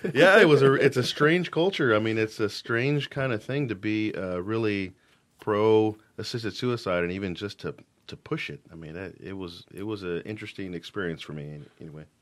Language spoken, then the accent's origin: English; Fort Worth, Texas, United States; moved away as an adult; also born or lived in Dallas, Texas / Denver, Colorado; now in Washington, United States; I'm from Fort Worth, Texas